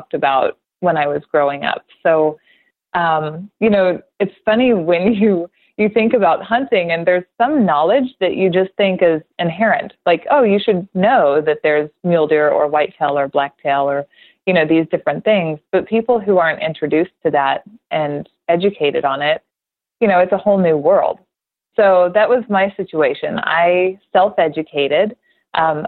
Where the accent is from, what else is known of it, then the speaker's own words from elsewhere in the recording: Oklahoma, United States; I grew up in Oklahoma, and I was the youngest in the family